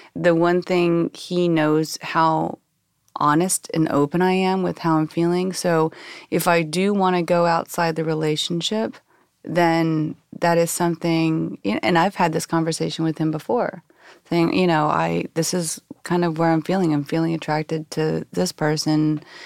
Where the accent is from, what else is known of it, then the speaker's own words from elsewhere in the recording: Oklahoma, United States; I was born and raised in Bible thumping Oklahoma